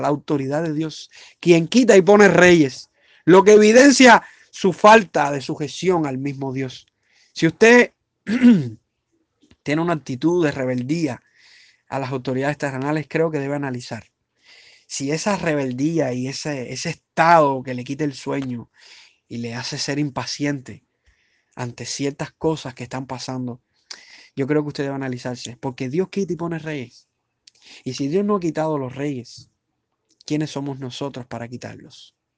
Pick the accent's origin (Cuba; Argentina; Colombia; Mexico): Cuba; soy cubano igual que usted